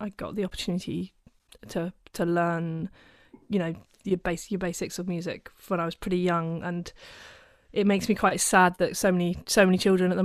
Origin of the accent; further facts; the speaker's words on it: Steventon, South East England, United Kingdom; moved away as an adult; now in Birmingham, United Kingdom; I'm originally from Oxfordshire, a little village. Called Stevenson